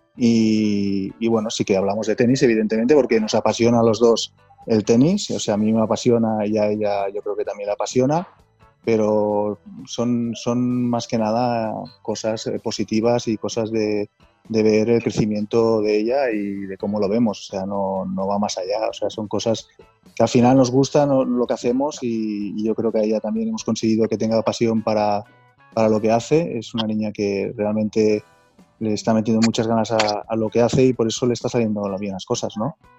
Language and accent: Spanish; Andorra; moved away as an adult; now in Barcelona, Spain; somos de Andorra